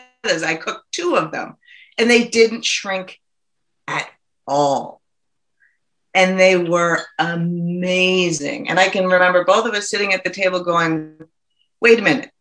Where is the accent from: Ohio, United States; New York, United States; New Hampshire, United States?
New Hampshire, United States; Nashua; moved away as an adult; also born or lived in New Jersey / Portsmouth / Switzerland; now in Worcester, United States; I grew up in Nashua, so I was born and raised in Nashua.